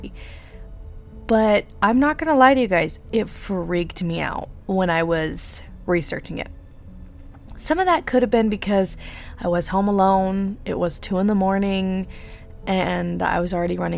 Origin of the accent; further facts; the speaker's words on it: Utah, United States; accent: Utah; I do have a really bad Utah accent. As a lot of you guys know, I am from Utah